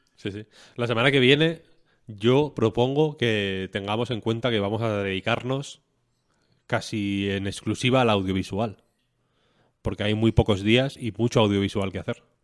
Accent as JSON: {"language": "Spanish", "town": "León", "region": "Castile and León", "country": "Spain", "moved": "yes", "said": "yo soy de León Capital, yo no tengo pueblo"}